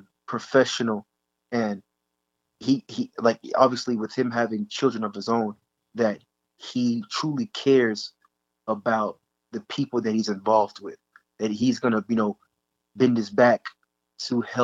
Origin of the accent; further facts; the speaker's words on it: Dallas, Texas, United States; I'm from the Dallas area.